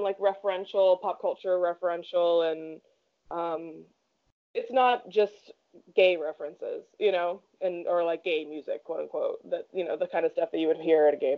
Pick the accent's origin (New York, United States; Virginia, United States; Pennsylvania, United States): Pennsylvania, United States; Pittsburgh; moved away; I'm from Pittsburgh too originally